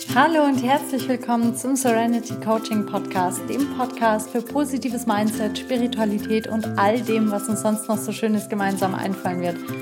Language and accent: German; Bavaria, Germany; hier bei uns in Bayern